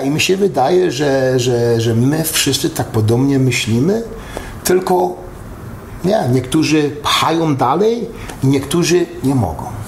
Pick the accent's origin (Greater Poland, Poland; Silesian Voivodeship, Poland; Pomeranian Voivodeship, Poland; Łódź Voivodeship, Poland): Silesian Voivodeship, Poland; Katowice; moved away; also born or lived in Dąbrowa Górnicza / Los Angeles; a Katowice to jest tam, gdzie mieszkałem, w Stolowej Woli, a w, a w Górniczej chodziłem do szkoły, nie, tata pracował w Hucie Katowice